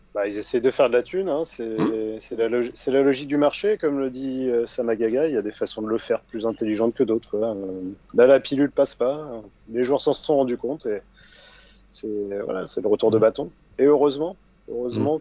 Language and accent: French; Normandy, France; moi je suis normand